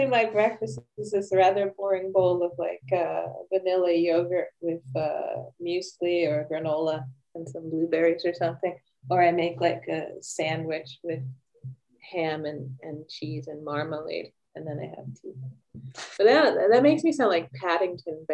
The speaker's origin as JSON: {"language": "English", "town": "Philadelphia", "region": "Pennsylvania", "country": "United States", "tie": "born or raised there", "moved": "as an adult", "lives_now": "Sweden", "said": "I'm originally from Philadelphia, Pennsylvania, and I moved to Sweden back in 1995 for love"}